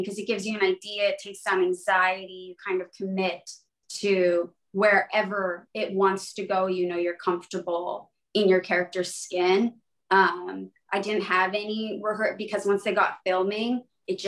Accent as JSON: {"language": "English", "town": "Vancouver", "region": "British Columbia", "country": "Canada", "tie": "born or raised there", "also_born_or_lived": "Los Angeles", "moved": "yes", "said": "my hometown in Vancouver, Canada"}